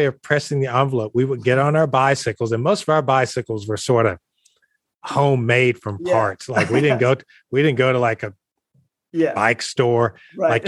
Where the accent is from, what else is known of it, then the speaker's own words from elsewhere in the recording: Columbus, Georgia, United States; also born or lived in Crailsheim, Germany; I'm coming from Columbus, Georgia, been living in the segregated South all my life